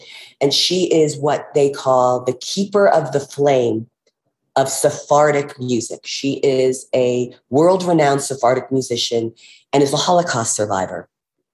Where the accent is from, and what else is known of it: United States; born or raised there; now in Aspen, United States